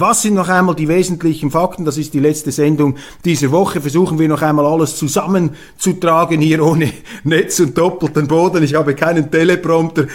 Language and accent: German; Switzerland; als Schweizer